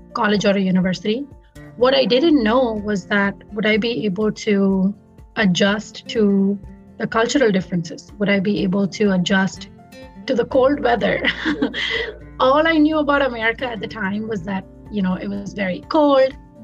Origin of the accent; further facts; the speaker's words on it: Mumbai, Maharashtra, India; first language Tamil; English is a second language; moved away as an adult; now in Bloomington, United States; I was born and raised in Bombay or Mumbai, India.